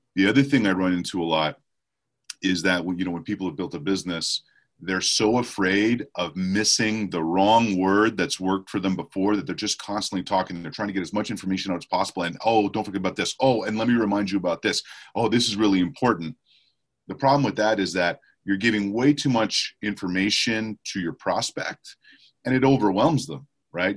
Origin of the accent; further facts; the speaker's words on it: Montreal, Quebec, Canada; moved away; I was born and raised in Montreal, Canada.